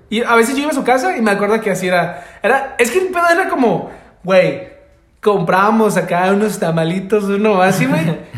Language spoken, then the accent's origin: Spanish; Mexico; México, soy de México.